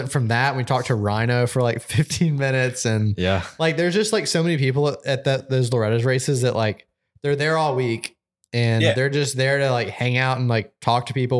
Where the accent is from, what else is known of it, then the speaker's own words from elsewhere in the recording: Atlanta, Georgia, United States; growing up in Atlanta